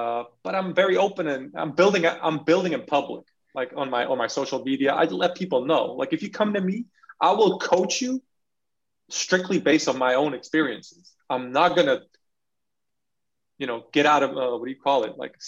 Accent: California, United States; also born or lived in Belgium; I'm a brown person growing up in California and in Belgium.

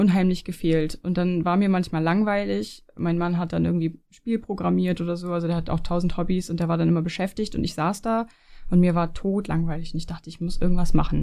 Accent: near the Danish border, Schleswig-Holstein, Germany; moved away as an adult; also born or lived in Leipzig; now in Switzerland; ich komme ja, ich komme ja aus Norddeutschland von der dänischen Grenze

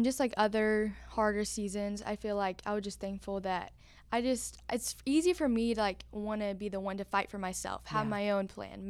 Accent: Memphis, Tennessee, United States; also born or lived in North Carolina; So I was born in Memphis

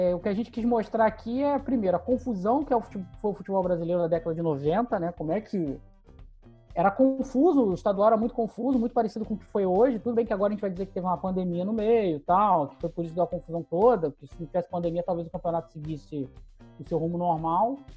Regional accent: Rio de Janeiro, Brazil; Nós que somos aqui do Rio de Janeiro, eu, eu, eu, eu lembro desse campeonato, eu tinha 10 anos

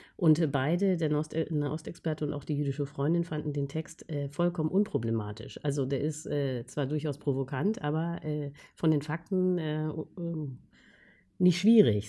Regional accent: Germany; als Deutsche

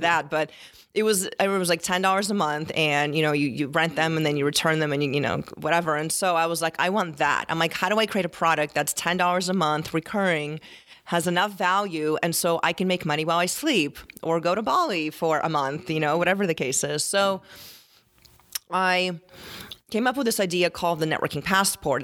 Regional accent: Tempe, Arizona, United States; I grew up in Tier and Tempe

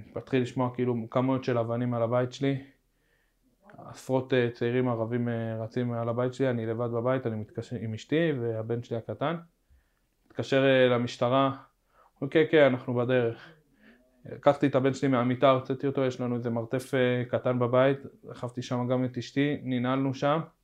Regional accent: Jerusalem, Jerusalem District, Israel; also born or lived in Nahalat Shimon, Jerusalem; אני מהר חומה

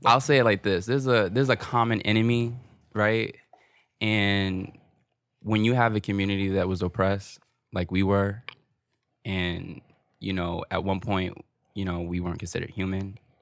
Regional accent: Newark, New Jersey, United States; growing up in Newark

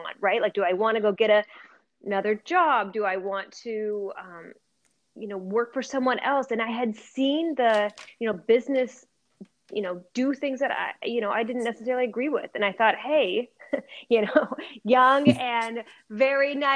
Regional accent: Portland, Oregon, United States; I grew up in Portland, Oregon

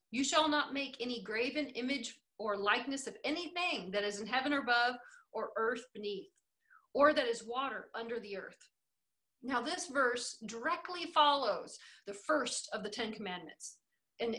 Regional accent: American Southwest, United States; I'm from the American Southwest

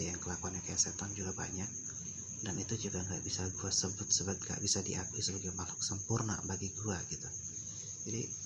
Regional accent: Sumatra, Indonesia; karena kan karena kan gue dari Sumatera nih jadi gue kalau kayak sama mitos-mitos kayak gitu tuh jujur aja gue rada skeptis ya

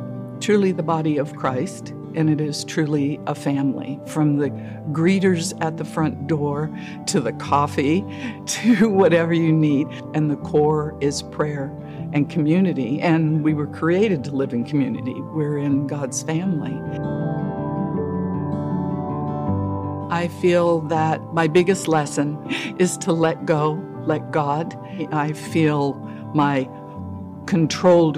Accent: Las Vegas, Nevada, United States; moved away as an adult; now in Washington, United States; I'm originally from Las Vegas, Nevada

